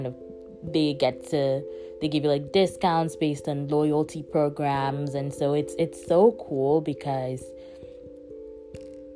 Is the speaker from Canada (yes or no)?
no; Calabar, Cross River, Nigeria; now in Oakland, United States; the city I grew up in, Calabar